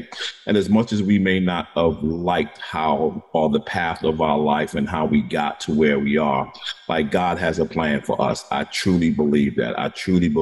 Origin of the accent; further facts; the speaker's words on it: New York, United States; I'm a New Yorker